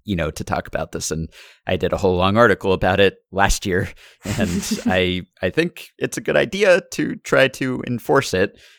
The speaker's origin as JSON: {"language": "English", "region": "New York", "country": "United States", "tie": "born or raised there", "said": "I grew up in New York"}